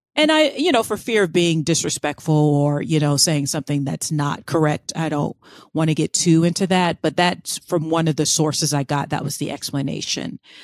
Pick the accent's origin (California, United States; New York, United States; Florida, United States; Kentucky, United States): Florida, United States; I grew up in Florida